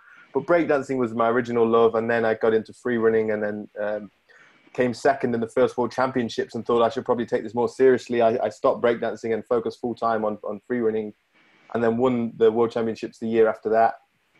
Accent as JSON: {"language": "English", "region": "Connecticut", "country": "United States", "tie": "born there", "said": "And I was born in Connecticut, so I've got a U.S. passport."}